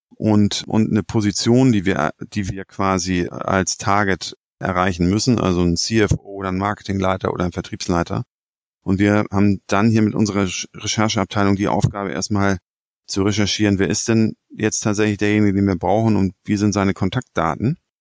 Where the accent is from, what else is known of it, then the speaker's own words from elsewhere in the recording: Hamburg, Germany; als Hamburger